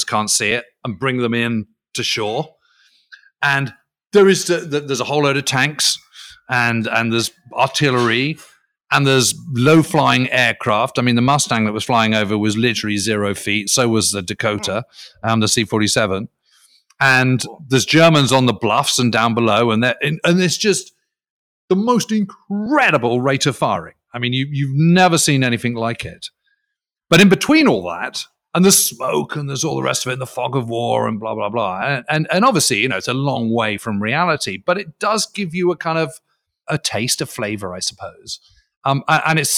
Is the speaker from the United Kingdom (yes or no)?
yes; United Kingdom; as a Brit